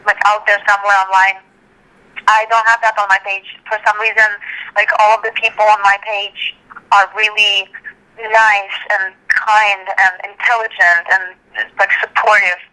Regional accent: Russia; moved away; growing up in Russia, I didn't always have access to that stuff

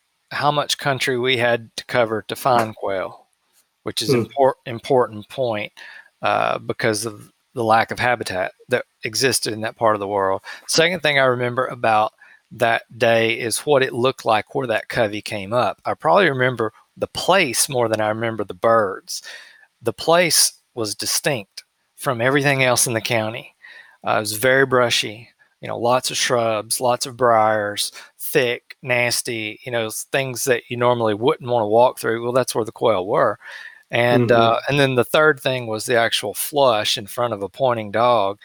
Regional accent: Middle Tennessee, United States; moved away as an adult; also born or lived in Mississippi / Utah; now in Oklahoma, United States; I grew up in Middle Tennessee, close to Nashville

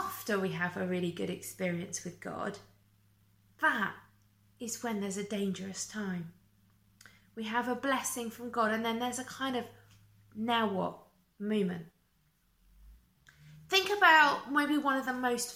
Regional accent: United Kingdom; also born or lived in Essex; us being British

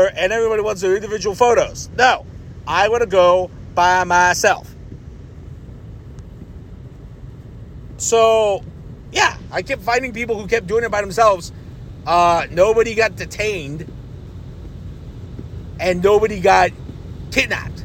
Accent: Ohio, United States; I'm from Ohio

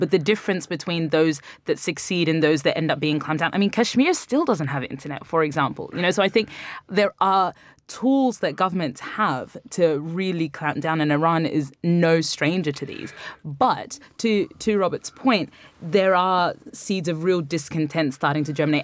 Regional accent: Brisbane, Queensland, Australia; moved away; my hometown of Brisbane

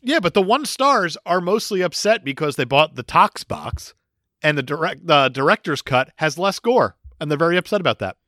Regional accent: New Jersey, United States; I'm from Jersey

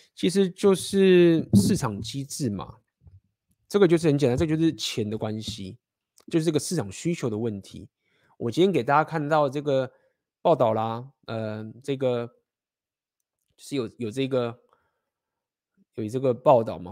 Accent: Taiwan; moved away; 我们都台湾人

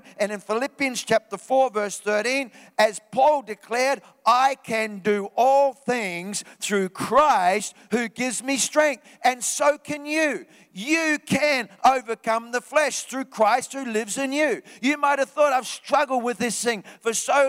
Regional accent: New Zealand; moved away; I was back in New Zealand in my hometown.

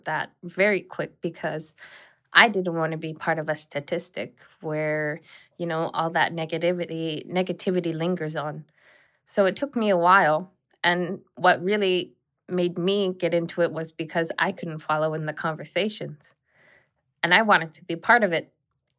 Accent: Southern Canada, Canada; But I have to say that I grew up in the South, birthday parties and yeah. dresses and things with these girls over there. And I didn't speak Inuktitut until my teenage years.

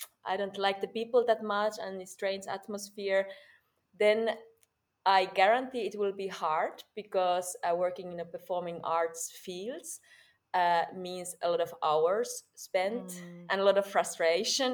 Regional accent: Finland; English is a second language; moved away as an adult; now in Berlin, Germany; I'm from Finland, and in Finland I fell in love with theater when I was 19

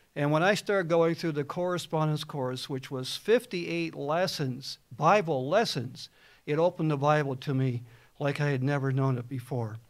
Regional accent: New Jersey, United States; I was raised a Baptist in New Jersey

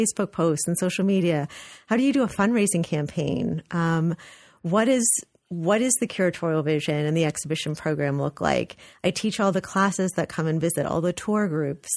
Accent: Los Angeles, California, United States; moved away as an adult; now in New Haven, United States; I'm actually from California, so I was born and raised in Los Angeles.

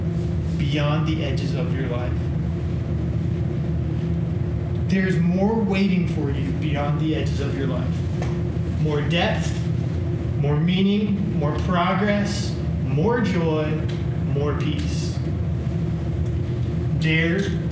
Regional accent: Illinois, United States; I grew up in Illinois, in the Midwest

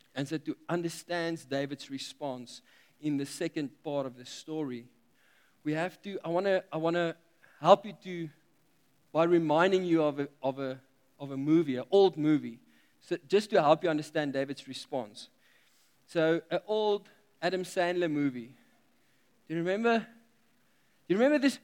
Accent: South Africa; we are South African

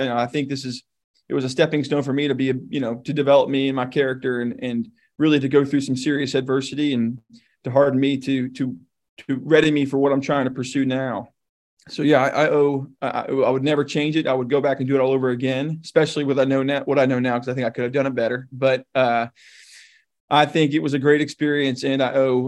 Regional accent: Philadelphia, Pennsylvania, United States; also born or lived in Annapolis, Maryland / Virginia Beach, Virginia; now in Memphis, United States; I'm from Philadelphia originally

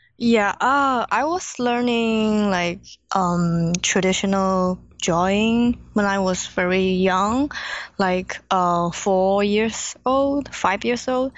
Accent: China; English is a second language; moved away as an adult; now in Los Angeles, United States; I was born in China

